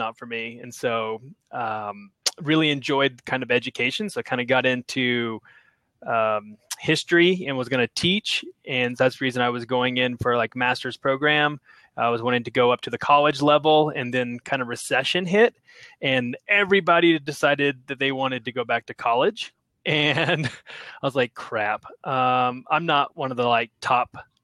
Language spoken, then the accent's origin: English; Oklahoma, United States; moved away as an adult; also born or lived in Cairo, Egypt; I'm originally from Oklahoma, of a town of like 30,000 people